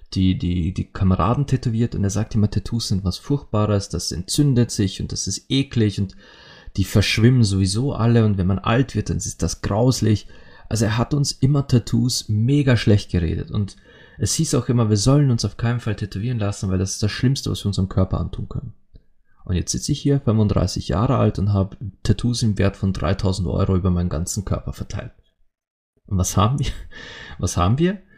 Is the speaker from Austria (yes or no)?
yes; Austria; bei uns in Österreich